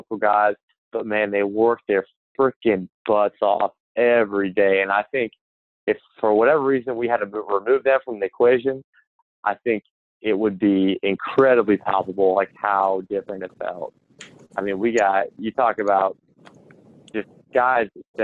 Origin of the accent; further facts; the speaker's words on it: Wisconsin, United States; I was born in Wisconsin.